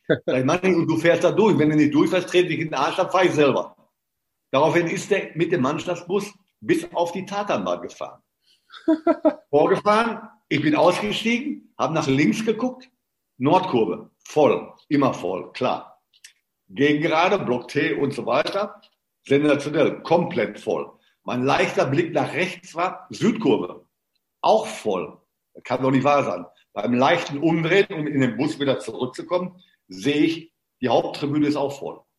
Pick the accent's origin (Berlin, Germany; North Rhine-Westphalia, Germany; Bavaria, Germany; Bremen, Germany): North Rhine-Westphalia, Germany; Marl; Ich bin gebürtig aus Mahl, das ist nicht weit weg.